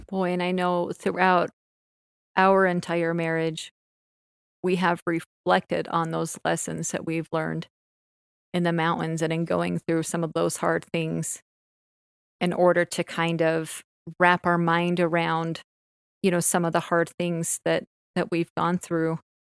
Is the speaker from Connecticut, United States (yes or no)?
no; Orem, Utah, United States; I grew up in Orem, and I grew up in the same house my entire life